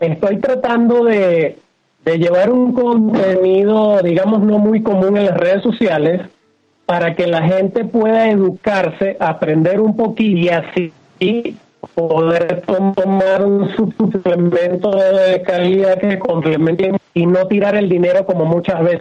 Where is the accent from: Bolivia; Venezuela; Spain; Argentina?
Venezuela; moved away as an adult; now in Mexico; Empecé por el año 97, 98 en mi país natal que es Venezuela. Actualmente estoy radicado en México.